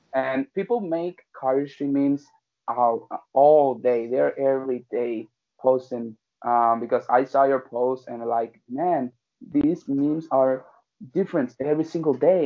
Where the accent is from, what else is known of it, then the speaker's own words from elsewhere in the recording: Puerto Rico; I'm from Puerto Rico